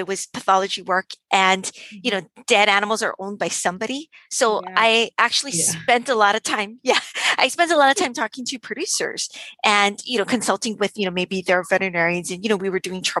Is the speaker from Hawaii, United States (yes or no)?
yes; Hawaii, United States; also born or lived in Davis, California; growing up in Hawaii, my dad was a fisherman